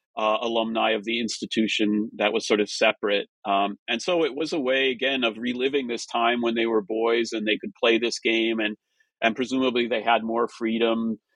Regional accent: Minnesota and Wisconsin, Midwest, United States; I grew up in the Midwest in Minnesota and Wisconsin.

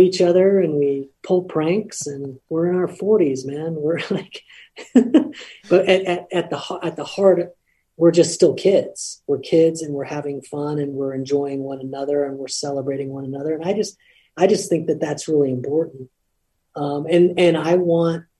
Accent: Lompoc, California, United States; moved away; I'm from Lompoc, or I'm from Cabrillo High School

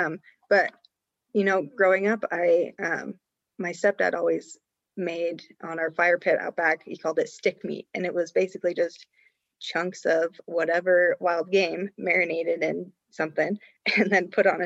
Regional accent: Cody, Wyoming, United States; So, you know, growing up, I grew up in Cody, Wyoming. It's right outside of Yellowstone.

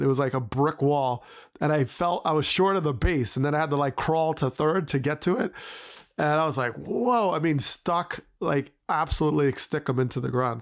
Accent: New Jersey, United States; I grew up in Jersey

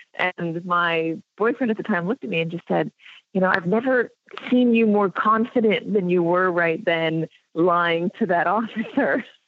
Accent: Los Angeles, California, United States; I grew up in Los Angeles

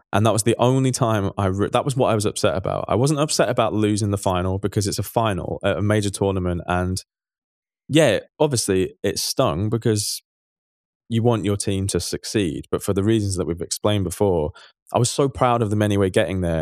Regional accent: England, United Kingdom; we are three English dudes.

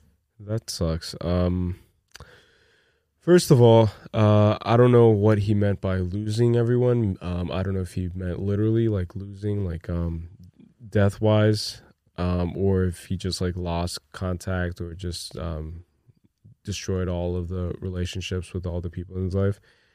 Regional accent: New Jersey, United States; Oh, we're from Jersey, by the way, so New York is right across.

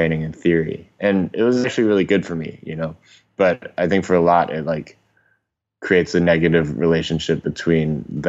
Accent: Hong Kong; Yeah. So I was born in Hong Kong in 1988, mm-hmm. and it was still a British colony at the time.

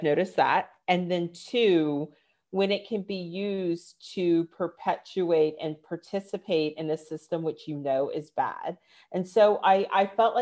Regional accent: Northern Virginia, United States; moved away; also born or lived in London; I grew up in Northern Virginia, super affluent

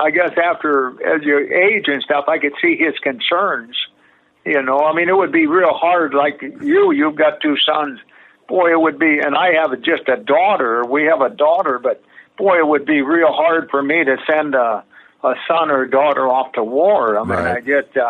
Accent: Midwest, United States; And I guess I felt we had an advantage because we grew up in the Midwest.

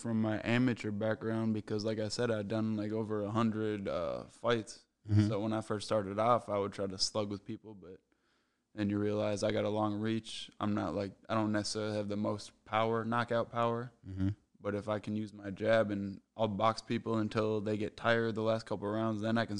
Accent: Apple Valley, Minnesota, United States; Apple Valley, basically. That's where I grew up. That's where I went to high school and everything.

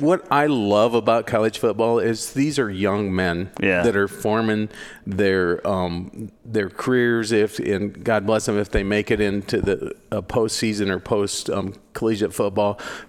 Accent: Goldfield, Iowa, United States; I hail from Humboldt County. Goldfield. We raise pigs and corn up there.

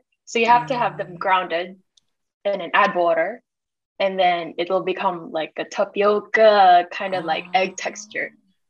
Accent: Macau; moved away as an adult; also born or lived in Mexico; now in London, United Kingdom; I was born and raised in Macau. Ooh, I'm Filipina. I'm pure. Yeah. Full Filipina.

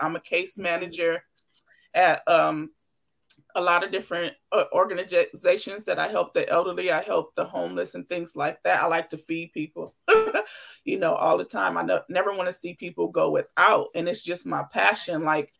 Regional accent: Los Angeles, California, United States; born there; I know I was born in the hospital in Los Angeles. So I'm like, I guess I'm from Los Angeles.

